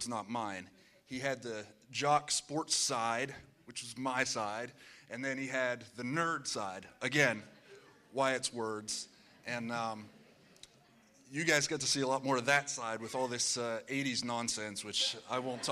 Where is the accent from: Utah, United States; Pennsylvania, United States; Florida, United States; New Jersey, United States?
Pennsylvania, United States; I'm from Pennsylvania.